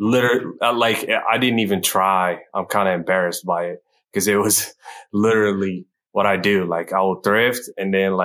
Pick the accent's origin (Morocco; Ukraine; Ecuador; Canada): Morocco; moved away as an adult; now in Kansas City, United States; I was born in Morocco, North Africa, and I was there until I was like 24, and then I came here